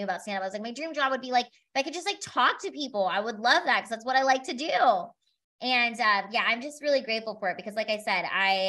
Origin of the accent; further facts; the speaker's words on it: Philippines; I'm not a midget, I'm Filipina.